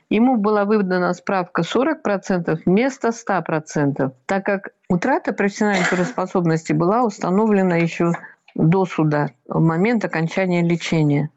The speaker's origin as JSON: {"language": "Russian", "country": "Russia", "said": "Я россиянка"}